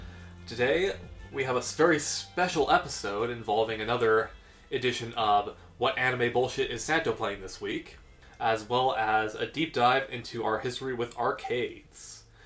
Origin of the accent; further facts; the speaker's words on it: Canada; because I'm Canadian?